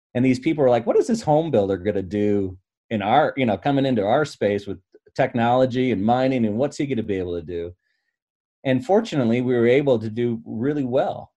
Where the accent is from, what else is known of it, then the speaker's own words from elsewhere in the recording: Michigan, United States; I grew up in Michigan